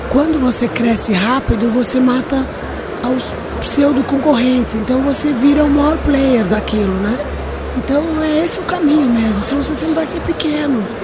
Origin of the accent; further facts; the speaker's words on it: Brazil; Eu sou muito patriota, assim, eu sou muito brasileiro. eu adoro o Brasil